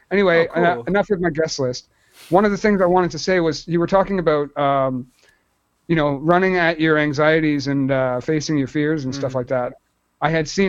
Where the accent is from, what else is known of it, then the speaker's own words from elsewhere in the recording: Brampton, Ontario, Canada; Up in my hometown